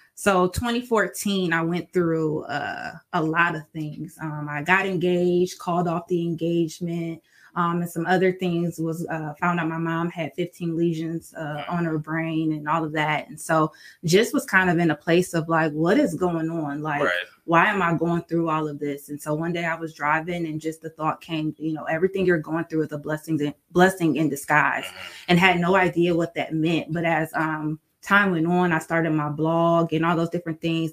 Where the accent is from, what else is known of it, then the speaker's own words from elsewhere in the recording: Sandusky, Ohio, United States; moved away as an adult; now in Toledo, United States; born and raised in Sandusky, Ohio, moved to Toledo